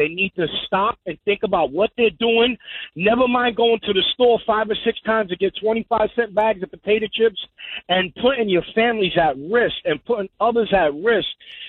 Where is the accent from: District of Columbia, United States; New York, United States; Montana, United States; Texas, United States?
New York, United States; Coney Island; Because I was born and raised in Coney Island in Brooklyn, so... You know, it's a very condensed area. You know, I grew up in the projects.